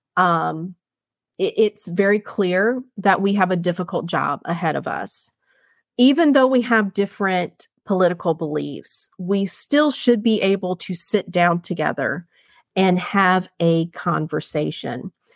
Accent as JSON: {"language": "English", "country": "United States", "said": "as a conservative, as a Marine Corps veteran, uh, as an American"}